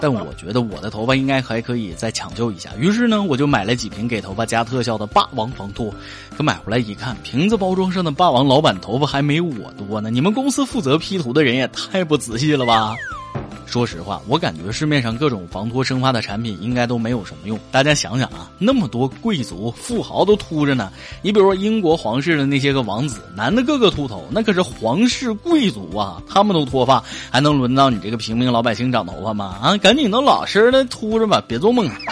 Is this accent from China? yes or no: yes; China; 所以作为中国人